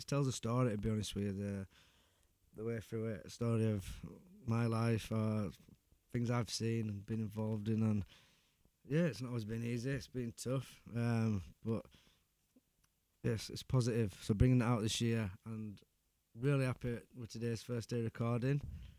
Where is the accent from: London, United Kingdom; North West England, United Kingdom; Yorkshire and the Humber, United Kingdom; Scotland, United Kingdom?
Yorkshire and the Humber, United Kingdom; Ecclesall; I'm from Ecclesall, mate. We do things differently.